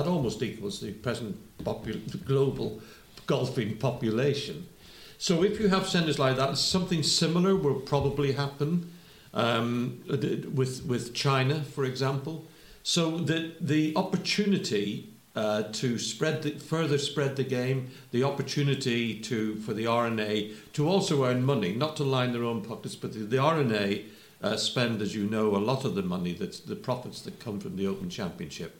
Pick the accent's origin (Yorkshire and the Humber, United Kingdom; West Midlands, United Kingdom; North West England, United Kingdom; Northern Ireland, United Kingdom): Northern Ireland, United Kingdom; Belfast; when I was growing up in Belfast